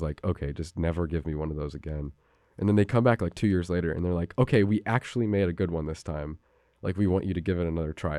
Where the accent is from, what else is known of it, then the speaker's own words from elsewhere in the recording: New Haven, Connecticut, United States; I grew up down on Bishop Street